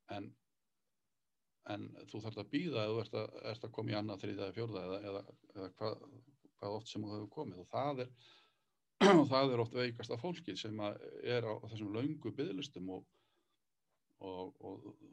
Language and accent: Icelandic; Borgarnes, Western Region, Iceland; á mínum heimaslóðum þátti heim í borganissi